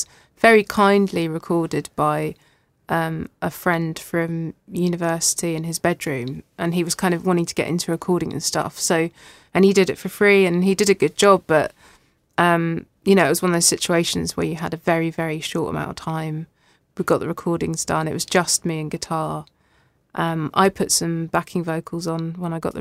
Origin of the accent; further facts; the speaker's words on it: Lewes, South East England, United Kingdom; moved away as an adult; also born or lived in Belfast; I grew up in Lewes, but Brighton's 10 minutes away on the train